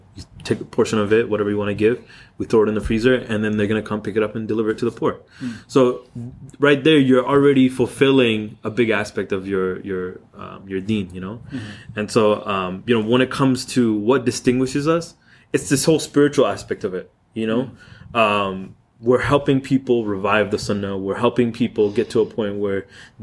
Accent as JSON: {"language": "English", "town": "Seattle", "region": "Washington", "country": "United States", "tie": "born or raised there", "said": "When I was growing up in Seattle, we didn't have any halal stores or anything like that."}